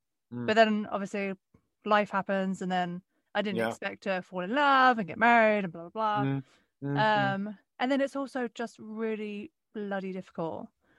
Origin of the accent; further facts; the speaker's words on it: Essex, East of England, United Kingdom; moved away as an adult; also born or lived in London; now in Los Angeles, United States; I grew up in Essex, but I moved to London for a period of time.